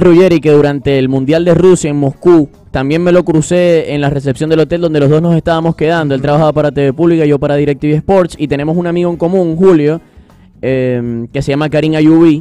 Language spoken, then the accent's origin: Spanish; Venezuela; como venezolano